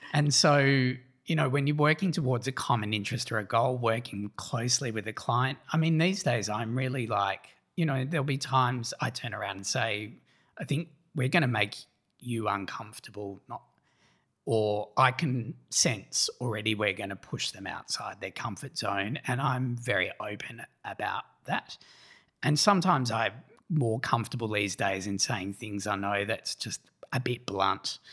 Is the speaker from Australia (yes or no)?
yes; Australia; our candor as Australians